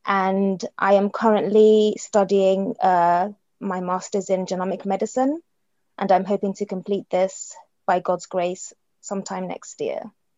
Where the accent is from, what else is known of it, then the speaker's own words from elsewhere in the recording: London, United Kingdom; born there; also born or lived in Nigeria; I was born in London, but I have lived in Nigeria. So just before I turned 9 years old, my mum took my siblings and I to Nigeria